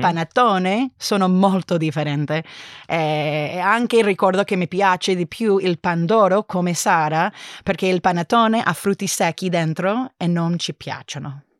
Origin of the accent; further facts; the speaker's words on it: California, United States; Italian is a second language; moved away as an adult; now in Berlin, Germany; sono originariamente di California